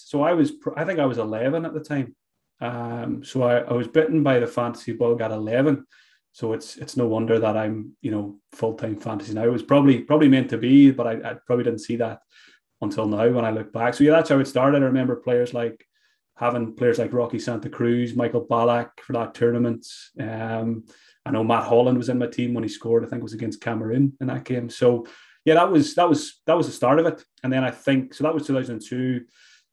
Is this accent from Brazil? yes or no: no; Glenties, Ulster, Ireland; I grew up in Donegal, a small village called Glenties